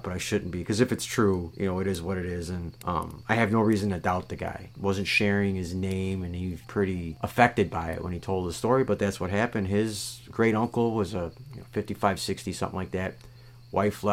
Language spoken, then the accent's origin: English; Kenosha County, Wisconsin, United States; I am from Kenosha County, right next to Walworth County, the Beast of Bray Road